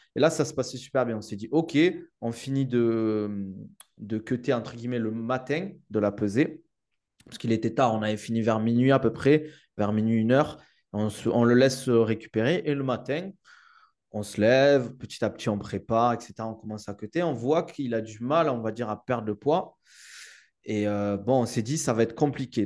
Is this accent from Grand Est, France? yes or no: no; Toulouse, Occitania, France; accent: southern French; now in United Arab Emirates; maintenant je vis aux Émirats, mais c'est vrai que je viens du sud de la France et de Toulouse.